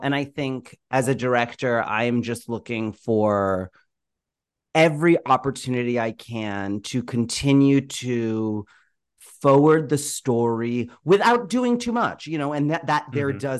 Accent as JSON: {"language": "English", "region": "New York", "country": "United States", "tie": "born or raised there", "also_born_or_lived": "Boston", "said": "So, you know, I was born in Boston. I don't remember living there at all. My family moved immediately, pretty quickly after I was born, to New York. And I spent the first 4 years of my life in Queens and Ozone Park."}